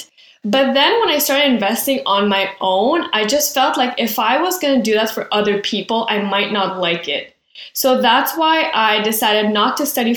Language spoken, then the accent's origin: English; Quebec, Canada; I'm from Quebec. We finished high school at 17. And then from the ages of 17 to 19, we go to CEGEP